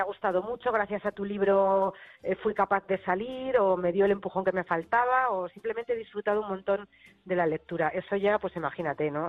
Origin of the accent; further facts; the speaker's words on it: Madrid, Community of Madrid, Spain; como buena madrileña